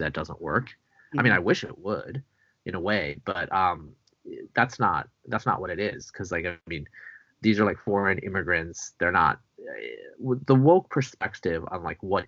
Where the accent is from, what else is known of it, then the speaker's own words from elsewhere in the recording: Bangladesh; moved away; I was born in Bangladesh. Just want to make clear I'm not technically Indian.